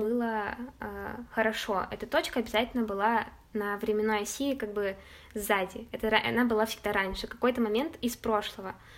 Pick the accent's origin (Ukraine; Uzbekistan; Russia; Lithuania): Russia; Chelyabinsk, Chelyabinsk Oblast; moved away as an adult; also born or lived in Saint Petersburg; о Челябинске, о доме, что я когда-нибудь точно туда вернусь